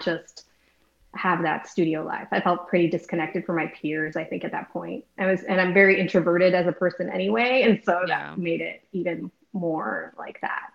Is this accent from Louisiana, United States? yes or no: no; Wisconsin, United States; moved away as an adult; now in Texas, United States; I grew up in Wisconsin. I lived in the same house for 18 years